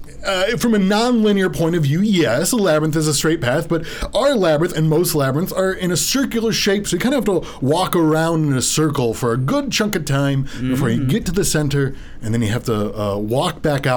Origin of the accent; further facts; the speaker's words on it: Birmingham, Michigan, United States; Well, I'm originally from Birmingham.